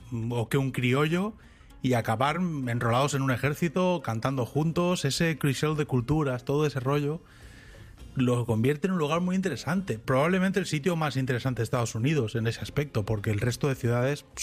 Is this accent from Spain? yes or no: yes; Catalonia, Spain; first language Catalan; yo no soy bilingüe de nacimiento, yo soy bilingüe porque hablo catalán y castellano, pero yo he aprendido inglés ya de mayor.